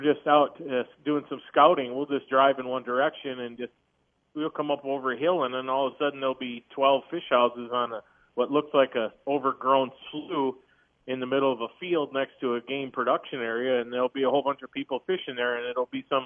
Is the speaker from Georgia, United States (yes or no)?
no; Minnesota, United States; moved away; I grew up in Minnesota